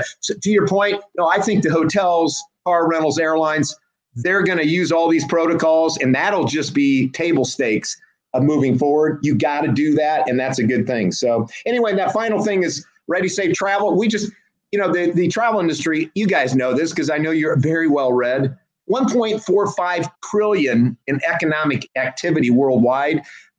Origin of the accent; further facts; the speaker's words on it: Washington, Iowa, United States; moved away; Born and raised in Washington, Iowa. It's 30 miles south Iowa City, University of Iowa.